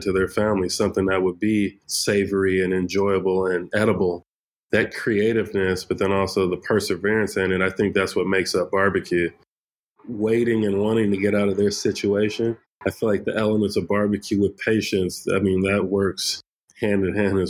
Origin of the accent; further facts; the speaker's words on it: Fresno, California, United States; Born and raised in the Central Valley in Fresno, California